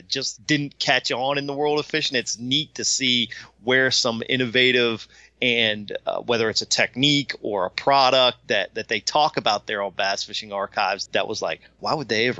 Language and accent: English; Virginia, United States; Where I grew up in Virginia, Kurt Lytle was running one of those like